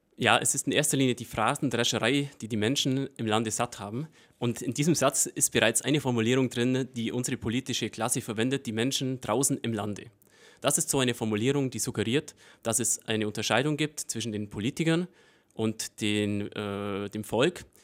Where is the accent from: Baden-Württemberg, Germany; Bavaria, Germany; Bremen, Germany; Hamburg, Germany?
Bavaria, Germany; Breitenbrunn; accent: Allgäu dialect; in meiner ursprünglichen Heimat Breitenbrunn, wo ich aufgewachsen bin und wo meine Familie